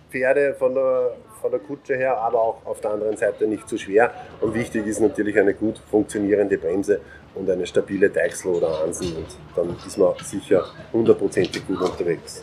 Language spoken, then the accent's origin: German; Mostviertel, Lower Austria, Austria; Bei uns zu Hause im Mostviertel ist immer leicht hügelig.